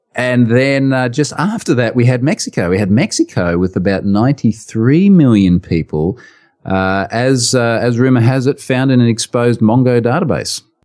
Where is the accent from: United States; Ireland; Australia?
Australia; accent: strong Australian; in my strong Australian accent